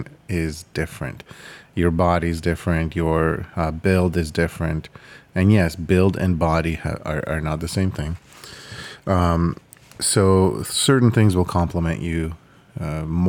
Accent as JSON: {"language": "English", "country": "Ukraine", "tie": "born or raised there", "moved": "yes", "said": "I was born in Ukraine"}